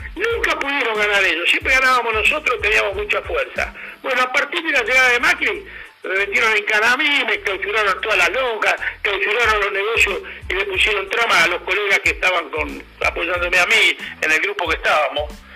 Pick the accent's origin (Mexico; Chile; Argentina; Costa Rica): Argentina; Ya te estoy hablando como argentino